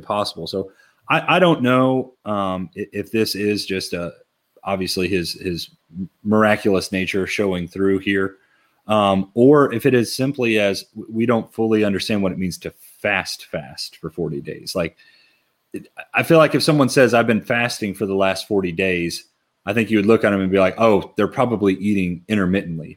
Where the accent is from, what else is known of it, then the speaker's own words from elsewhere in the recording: Lexington, Kentucky, United States; moved away as an adult; also born or lived in Lawrenceburg, Kentucky; now in Harrisburg, United States; I grew up in Lexington, Kentucky and grew up going to church around there